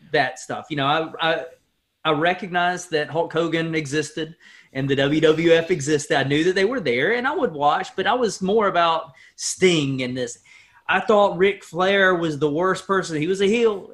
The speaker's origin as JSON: {"language": "English", "area": "Stokes County", "region": "North Carolina", "country": "United States", "tie": "born or raised there", "said": "growing up in Stokes County"}